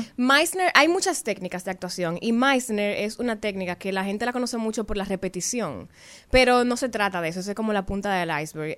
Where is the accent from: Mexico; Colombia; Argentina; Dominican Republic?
Dominican Republic; Santiago; yo soy de Santiago